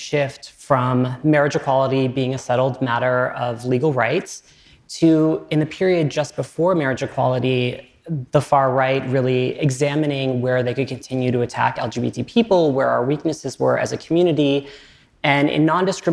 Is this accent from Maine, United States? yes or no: yes; Southern Maine, United States; I grew up in Southern Maine in a pretty rural community